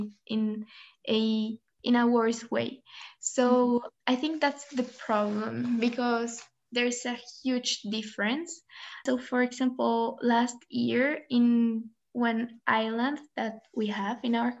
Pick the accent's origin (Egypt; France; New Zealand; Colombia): Colombia; now in Switzerland; I am from Colombia, but I am currently living in Switzerland.